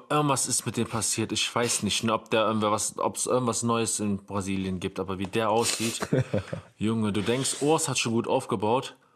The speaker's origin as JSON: {"language": "German", "country": "Netherlands", "said": "Und als Niederländer nehme ich mir auch noch mit den Wesley Wizards."}